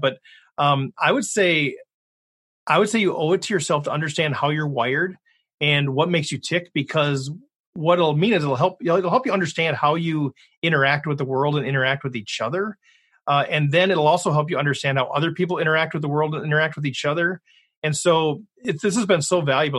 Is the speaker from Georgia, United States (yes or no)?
no; Minnesota, United States; I'm from Minnesota.